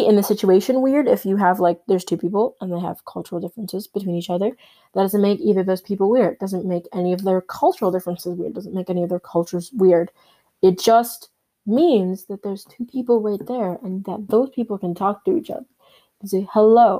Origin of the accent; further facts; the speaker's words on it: Canada; I was born in Canada.